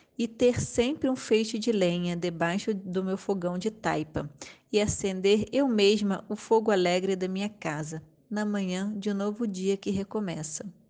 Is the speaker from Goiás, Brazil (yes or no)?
no; Rio de Janeiro, Brazil; now in Ponta Grossa, Brazil; sou carioca, estou falando de Ponta Grossa, no Paraná, Brasil